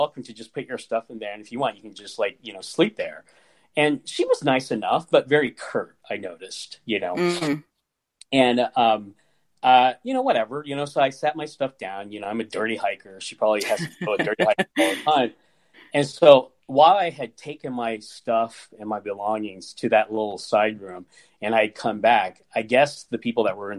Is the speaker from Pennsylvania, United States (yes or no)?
no; Kansas, United States; I mean, I'm from Kansas, you know, and for many years there, my family, we were the only, you know, Asians in a 4-state radius, I'm sure.